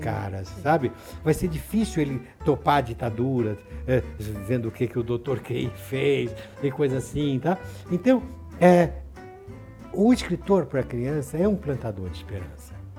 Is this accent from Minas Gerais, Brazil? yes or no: no; Santos, São Paulo, Brazil; Quando eu estudava na minha cidade de Santos, onde eu nasci